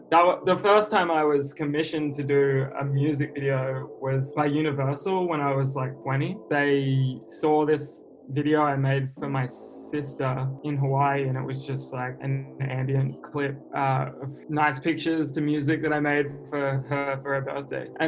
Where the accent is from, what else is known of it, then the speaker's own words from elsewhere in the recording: Sydney, New South Wales, Australia; I'm kind of from all over. Like, I was born in Sydney and then uh, moved a bit further north. So it's easy to just say Sydney.